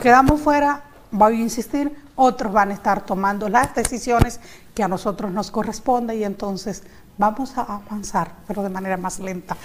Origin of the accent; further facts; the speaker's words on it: San Pedro de Macorís, Dominican Republic; yo soy de San Pedro de Macorís.